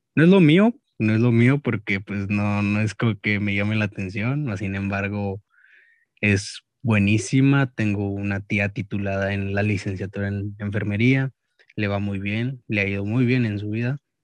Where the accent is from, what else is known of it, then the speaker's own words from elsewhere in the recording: Monterrey, Nuevo León, Mexico; me considero más regio que mexicano